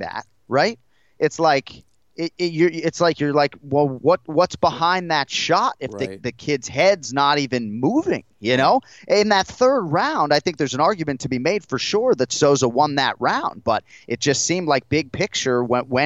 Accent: Massachusetts, United States; when Kenny and I were growing up in Massachusetts

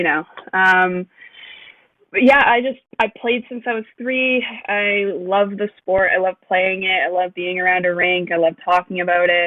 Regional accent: Canada; I'm Canadian

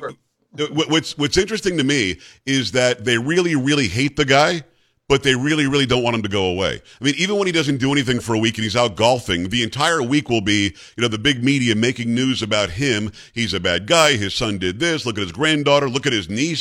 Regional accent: South Florida, United States; now in Texas, United States; I'm at 79 degrees here in central South Texas, but I grew up in South Florida

